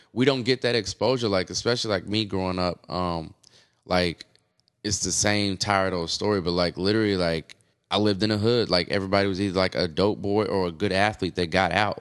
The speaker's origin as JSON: {"language": "English", "town": "Oklahoma City", "region": "Oklahoma", "country": "United States", "tie": "born or raised there", "also_born_or_lived": "Austin, Texas / New York", "moved": "as an adult", "said": "country boy, born and raised in Oklahoma City"}